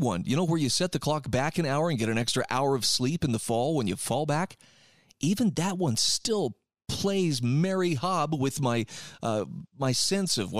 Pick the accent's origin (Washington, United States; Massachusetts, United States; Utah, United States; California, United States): Utah, United States; my home state of Utah